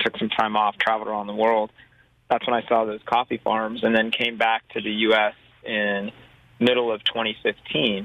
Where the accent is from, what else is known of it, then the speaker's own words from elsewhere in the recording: outside Los Angeles, California, United States; I grew up in a little bit outside of Los Angeles, California.